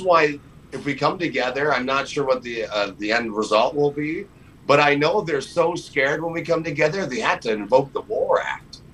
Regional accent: Canada; as Canadian citizens

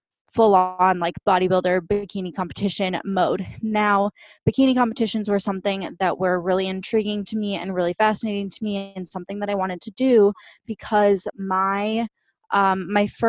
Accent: just outside of St. Paul, Minnesota, United States; now in Austin, United States; I currently live in Austin, Texas, but I grew up in just outside of St. Paul, Minnesota. So I'm a total Midwestern girl

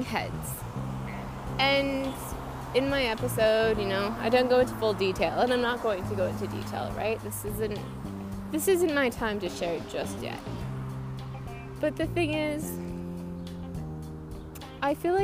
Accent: British Columbia, Canada; I am from Canada, BC.

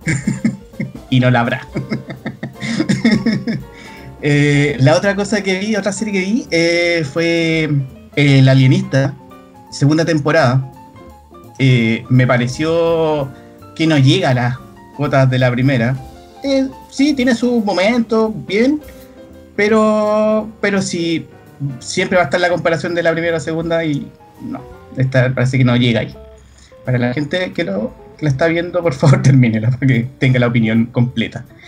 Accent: Chile; como buen chileno

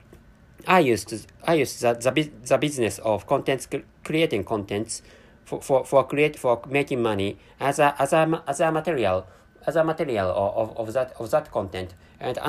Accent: Japan; first language Japanese; English is a second language; I'm a Japanese person, and my mother tongue is Japanese language

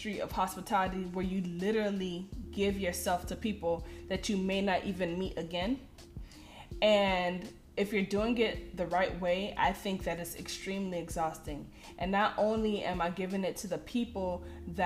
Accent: Miami, Florida, United States; I'm from Miami, Florida

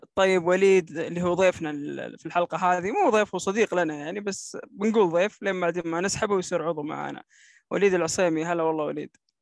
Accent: Saudi Arabia

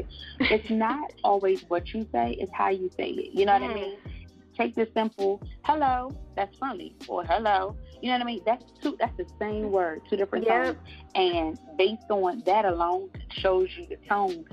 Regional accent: Prince George's County, Maryland, United States; also born or lived in North Carolina; born there, but raised in the DMV area. So I'm a little bit of both.

